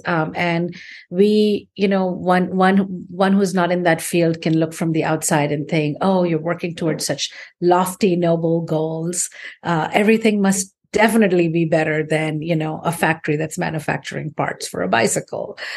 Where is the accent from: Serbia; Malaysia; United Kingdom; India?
India; moved away; also born or lived in United States; I grew up in India. I, I left and I've had a career all over the world, um, but particularly in the United States